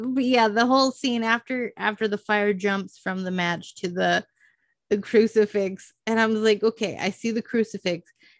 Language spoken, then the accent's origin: English; Iowa, United States; I come from Iowa.